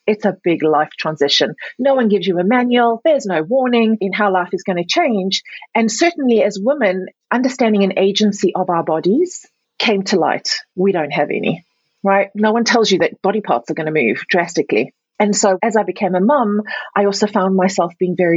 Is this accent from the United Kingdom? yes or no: no; South Africa; moved away; also born or lived in Europe; I was born and raised in Africa, South Africa specifically, but also Europe.